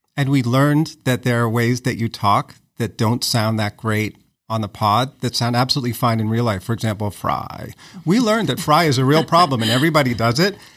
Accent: Lexington, Massachusetts, United States; I grew up in Lexington, represent, just outside of Boston

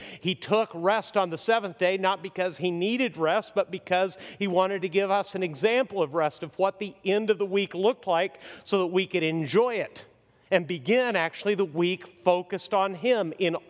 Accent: Mexico; See, I grew up middle class in Mexico and went to private schools, which was very nice.

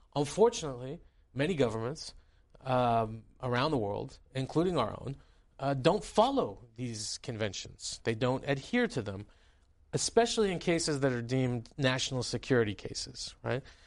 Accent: United States; also born or lived in Tehran, Iran; as somebody growing up in your congressional district, um, there was a lot of Iranians around me

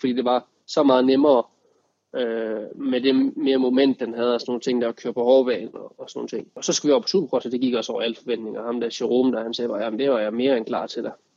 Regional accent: Denmark; når man var hjemme i Danmark, så havde jeg min, min fantastiske familie rundt omkring mig

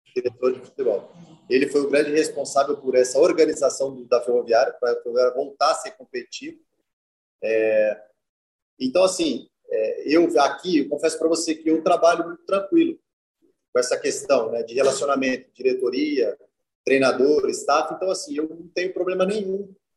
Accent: Brazil

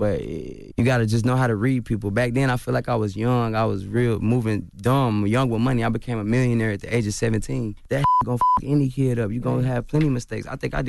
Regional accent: Chicago, Illinois, United States; born there; No, I was born in Chicago.

